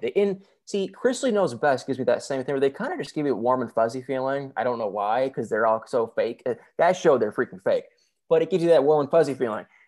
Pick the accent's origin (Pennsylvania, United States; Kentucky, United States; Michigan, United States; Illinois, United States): Michigan, United States; moved away as an adult; now in Nashville, United States; I'm actually from Michigan